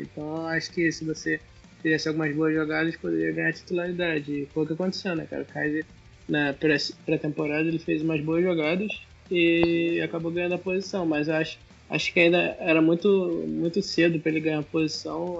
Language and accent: Portuguese; São Gonçalo, Rio de Janeiro, Brazil; eu sou do Rio